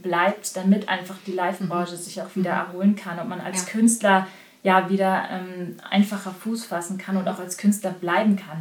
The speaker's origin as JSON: {"language": "German", "region": "Bavaria", "country": "Germany", "tie": "born or raised there", "moved": "yes", "lives_now": "Berlin, Germany", "said": "ich komme ja aus Bayern"}